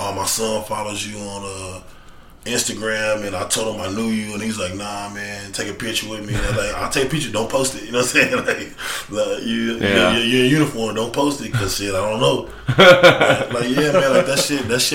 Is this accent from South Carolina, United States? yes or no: no; Lockhart, Texas, United States; I grew up in Lockhart and it wasn't shit